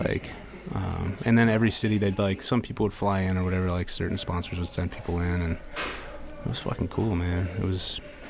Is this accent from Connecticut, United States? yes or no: no; Miami, Florida, United States; I'm from Miami, yeah, yeah.